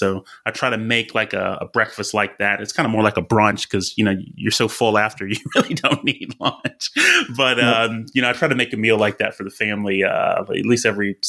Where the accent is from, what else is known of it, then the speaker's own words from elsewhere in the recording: Alabama, United States; now in Texas, United States; Hey, I grew up in Alabama. I'm in Texas. Hey, that's just the kind of eating that we do down here.